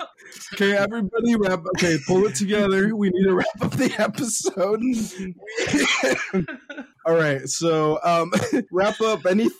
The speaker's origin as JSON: {"language": "English", "town": "Caldwell", "region": "Idaho", "country": "United States", "said": "I'm also from Caldwell"}